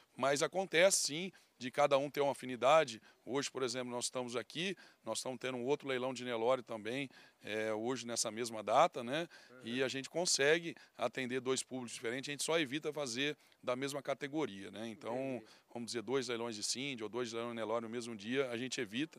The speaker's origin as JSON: {"language": "Portuguese", "region": "Mato Grosso do Sul", "country": "Brazil", "tie": "born or raised there", "said": "a gente foi criado aí no Mato Grosso do Sul"}